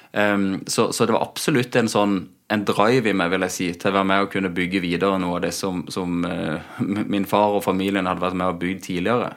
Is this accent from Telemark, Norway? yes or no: no; Spangereid, Agder, Norway; moved away as an adult; also born or lived in United States; now in Kristiansand, Norway; Født og oppvokst ute på Spangereid.